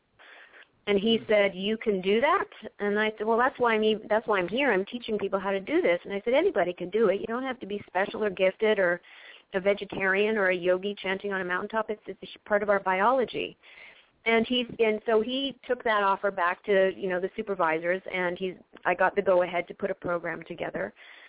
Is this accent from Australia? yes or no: no; Canada; now in Los Angeles, United States; my hometown in Canada